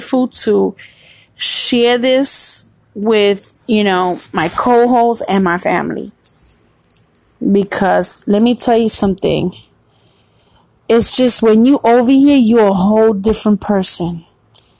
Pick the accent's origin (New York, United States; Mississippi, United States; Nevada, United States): New York, United States; New York City; now in Florida, United States; I'm from New York. Born and raised.